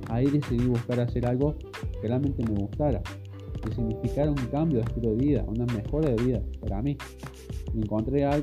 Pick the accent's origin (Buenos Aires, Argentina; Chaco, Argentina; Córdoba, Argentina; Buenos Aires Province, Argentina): Córdoba, Argentina; yo soy de Córdoba, Argentina, tengo actualmente 28 años